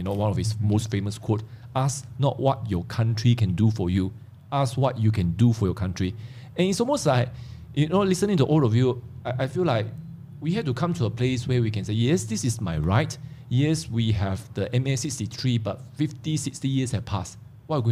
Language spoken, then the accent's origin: English; Sarawak, Malaysia; those of us from Sarawak